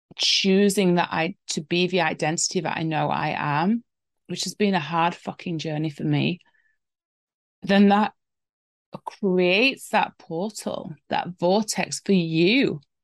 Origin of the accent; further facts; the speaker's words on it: England, United Kingdom; I'm English after all